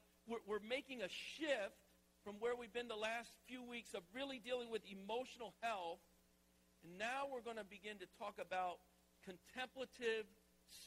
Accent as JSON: {"language": "English", "region": "the South", "country": "United States", "tie": "born or raised there", "moved": "as an adult", "lives_now": "Philadelphia, United States", "said": "I grew up in the South"}